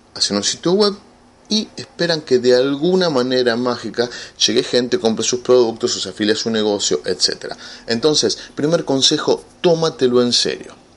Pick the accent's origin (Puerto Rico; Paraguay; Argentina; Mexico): Argentina; aquí en mi país, en Argentina, somos 40 millones de habitantes.